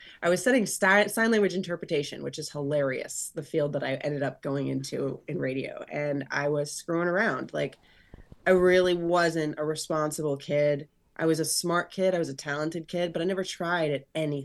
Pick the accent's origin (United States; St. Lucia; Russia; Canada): United States; Florida; I grew up in Florida